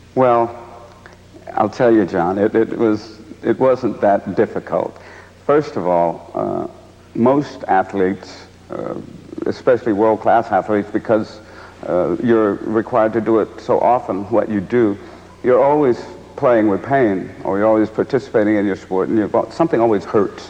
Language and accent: English; San Francisco, California, United States; I come from San Francisco